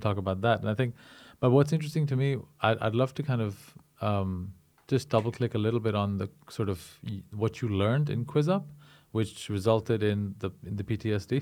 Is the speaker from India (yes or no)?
yes; India; moved away as an adult; now in Europe; I grew up in India